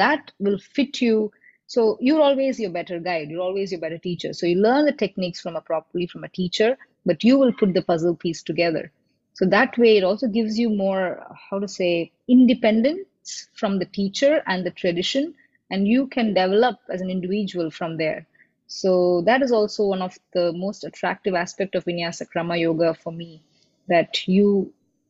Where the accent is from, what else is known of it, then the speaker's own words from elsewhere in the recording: Chennai, Tamil Nadu, India; moved away as an adult; I grew up in Chennai